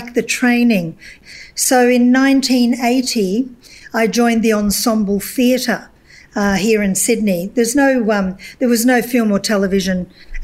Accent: Glasgow, Scotland, United Kingdom; moved away; Well, I come from Scotland originally, and I come from an industrial city in Scotland, Glasgow.

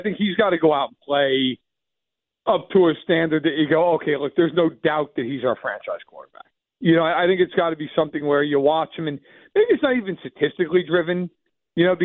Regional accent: New York, United States; moved away as an adult; now in Chicago, United States; I'm from New York

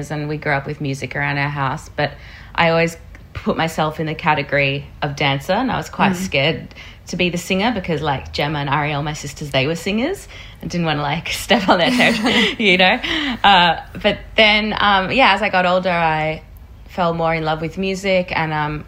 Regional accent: Australia; also born or lived in South Africa; we immigrated to Australia when I was 7

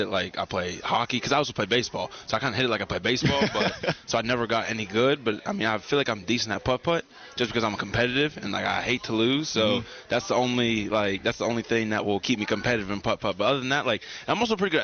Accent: Pittsburgh, Pennsylvania, United States; moved away as an adult; also born or lived in North Carolina; I'm from Pittsburgh, Pennsylvania

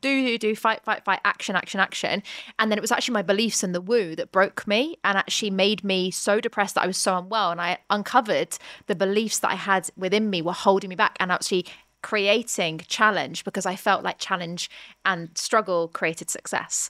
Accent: United Kingdom; we're both British

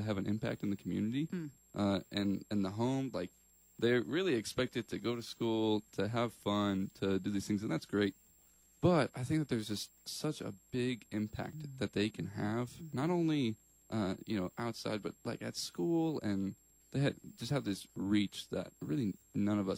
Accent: Collinsville, Illinois, United States; moved away as an adult; I was born and raised just outside of St. Louis in a town called Collinsville, Illinois

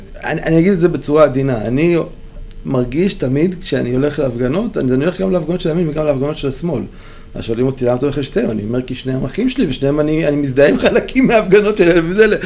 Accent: Beersheba, Southern District, Israel; אני מבאר שבע, שזה דרום מרכזי

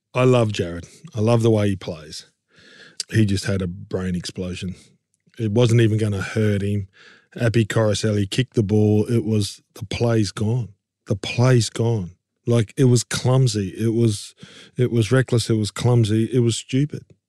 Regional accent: Queensland, Australia; being a Queenslander

